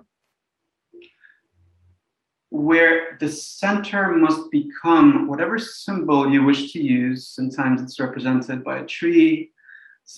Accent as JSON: {"language": "English", "country": "Russia", "tie": "born or raised there", "also_born_or_lived": "New York, United States", "moved": "yes", "lives_now": "Philadelphia, United States", "said": "I was born in Russia, which was the USSR"}